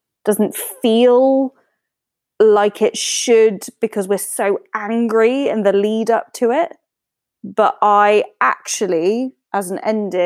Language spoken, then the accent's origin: English; United Kingdom; as a British citizen